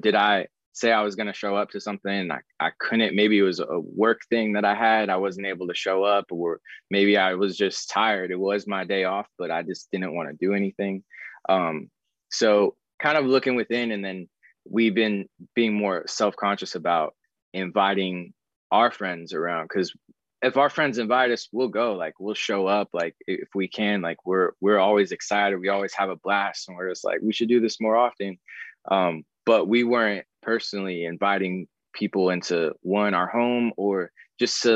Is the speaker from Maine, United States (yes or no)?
no; Arizona, United States; moved away as an adult; also born or lived in Florida; now in Los Angeles, United States; I grew up in Arizona